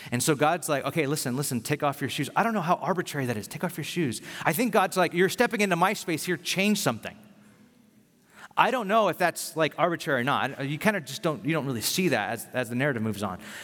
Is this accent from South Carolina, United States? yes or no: no; Bakersfield, California, United States; moved away as an adult; also born or lived in San Francisco; I'm from Bakersfield